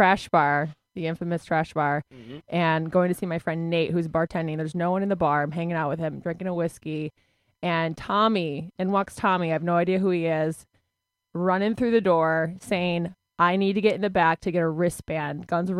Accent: about an hour outside of Detroit, Michigan, United States; now in Brooklyn, United States; I'm from Michigan.

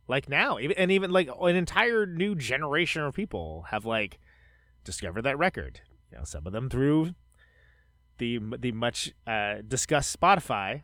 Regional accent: Bay Area, California, United States; moved away; I'm from the Bay Area, uh, originally

